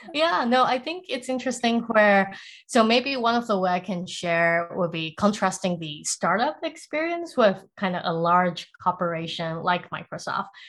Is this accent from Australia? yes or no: no; Singapore; also born or lived in Taiwan / South Africa; now in United States; I grew up in Singapore